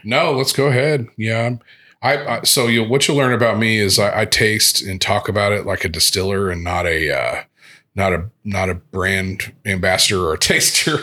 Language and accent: English; Evansville, Indiana, United States; I grew up in Evansville, which is down on the Indiana-Kentucky border, southwest border